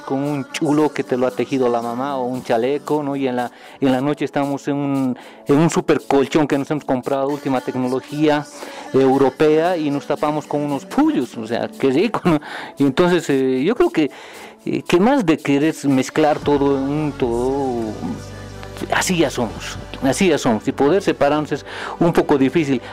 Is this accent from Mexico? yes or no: no; Bolivia; somos tan bolivianos